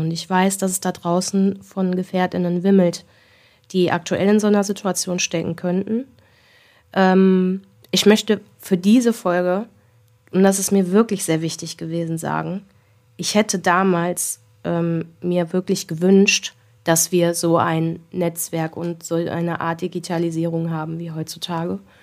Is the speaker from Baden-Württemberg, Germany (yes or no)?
no; Wesel, North Rhine-Westphalia, Germany; bei uns in Wesel